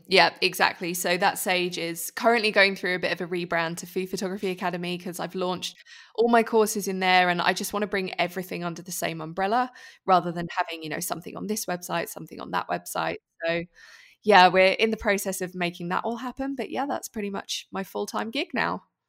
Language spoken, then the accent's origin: English; United Kingdom; moved away as an adult; now in Switzerland; I'm British, if you didn't already tell by my accent.